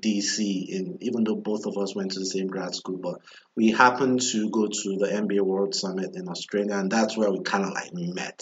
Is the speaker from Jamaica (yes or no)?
no; Nigeria; now in United States; growing up in Nigeria